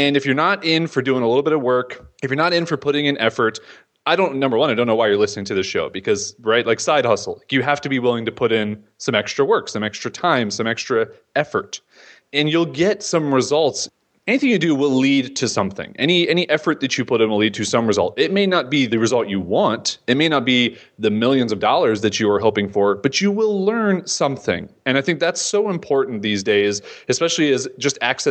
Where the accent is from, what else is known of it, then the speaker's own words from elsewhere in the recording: Florida, United States; I'm a nobody from Florida who lives in a beach town